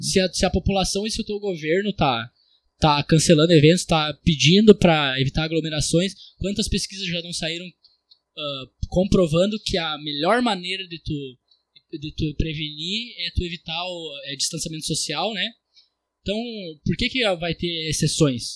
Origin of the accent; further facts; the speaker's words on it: Brazil; eu sou brasileiro